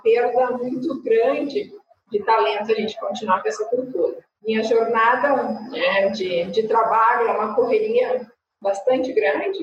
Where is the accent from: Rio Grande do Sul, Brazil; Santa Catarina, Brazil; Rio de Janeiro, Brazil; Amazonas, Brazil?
Rio Grande do Sul, Brazil; interior of; now in Porto Alegre, Brazil; Minha família não é de Porto Alegre, sou do interior, aqui do do Sul